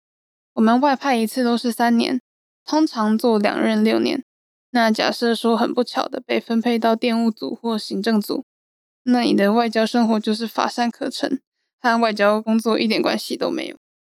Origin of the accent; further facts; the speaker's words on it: Taiwan; 我们来自台湾，代表台湾政府